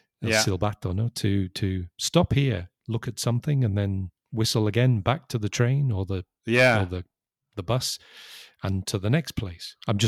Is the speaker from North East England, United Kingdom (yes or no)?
no; Liverpool, North West England, United Kingdom; accent: Scouse; So I spent far more of my life not living in Liverpool, and I've lost my Scouse accent. So I think when we met, you didn't identify me immediately as a Scouser.